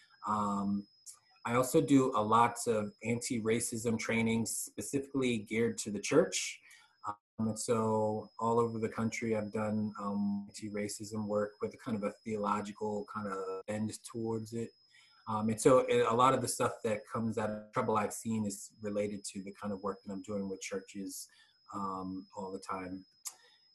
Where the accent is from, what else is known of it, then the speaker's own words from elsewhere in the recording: Norristown, Pennsylvania, United States; also born or lived in Philadelphia, Pennsylvania / Harrisburg, Pennsylvania; I'm originally from the Philly area, kind of lived all over Philly. In Philly for about 8 years, grew up in Norristown, Pennsylvania for 15 years